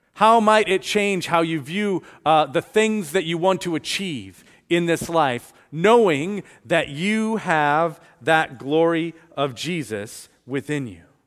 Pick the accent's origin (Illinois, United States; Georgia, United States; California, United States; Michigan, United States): Illinois, United States; Chicago; also born or lived in Florida; now in Lake Mary, United States; I grew up in Chicago